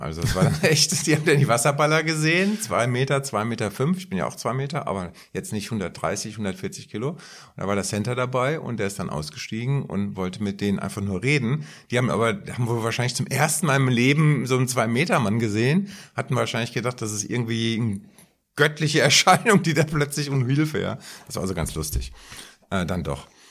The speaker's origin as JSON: {"language": "German", "town": "Frankfurt", "region": "Hesse", "country": "Germany", "tie": "born or raised there", "said": "an die eigene Schulzeit äh, zurückerinnert, bei uns in Frankfurt, linksliberales Umfeld etc., wir haben auch Schulstreiks gemacht"}